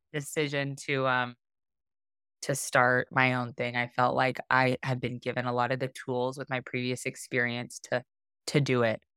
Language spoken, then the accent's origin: English; Arizona, United States; moved away as an adult; also born or lived in Hawaii; I grew up in Arizona, um, which is a landlocked state